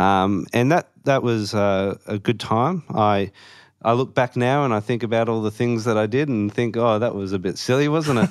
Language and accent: English; Perth, Western Australia, Australia; moved away as an adult; also born or lived in Melbourne, Victoria / Warrnambool, Victoria; I'm obviously from Perth, but I was born in Melbourne